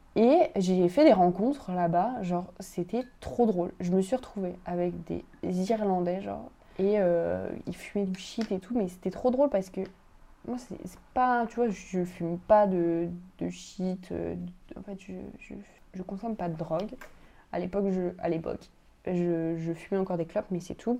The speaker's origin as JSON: {"language": "French", "country": "France", "said": "chez nous, en France"}